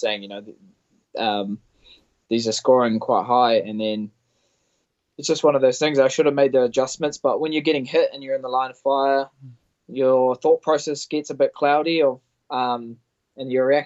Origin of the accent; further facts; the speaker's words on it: Auckland, New Zealand; my family that live about 5 hours away from my hometown in Auckland